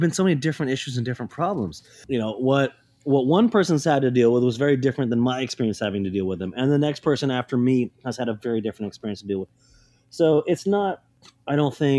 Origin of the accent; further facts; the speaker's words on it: Portland, Oregon, United States; I grew up here. This is my hometown.